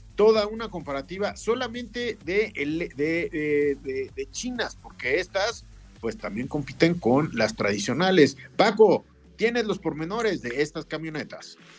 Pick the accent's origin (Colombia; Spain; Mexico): Mexico; como mexicanos